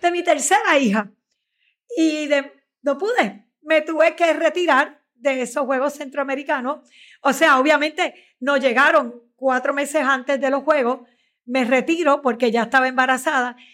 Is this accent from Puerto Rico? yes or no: yes; Puerto Rico; yo soy de las que tiene una fe en los puertorriqueños, una fe en mi pueblo